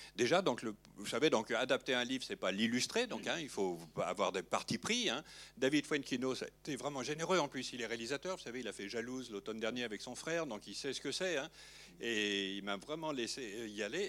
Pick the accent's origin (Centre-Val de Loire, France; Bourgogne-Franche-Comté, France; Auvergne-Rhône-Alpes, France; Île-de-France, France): Auvergne-Rhône-Alpes, France; Lyon; moved away; quand j'appelais le dimanche chez moi à Lyon